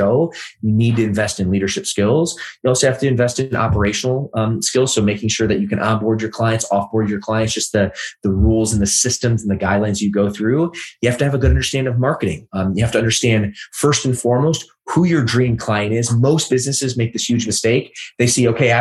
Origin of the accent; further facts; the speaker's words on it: Midwest, United States; moved away as an adult; also born or lived in Los Angeles; I grew up in the Midwest, great place, amazing people, but not necessarily the fitness capital of the world